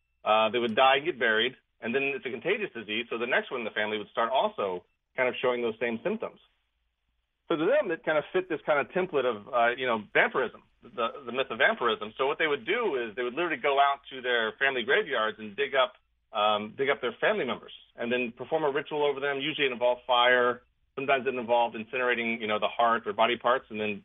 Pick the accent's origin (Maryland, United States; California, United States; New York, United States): Maryland, United States; moved away as an adult; I'm from the Mid-Atlantic, from Maryland, but I moved up here in about 2008